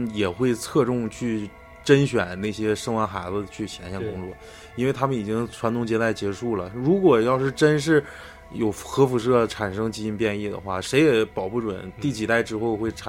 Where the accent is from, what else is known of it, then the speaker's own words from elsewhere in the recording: Northeast China, China; 对我们东北人来说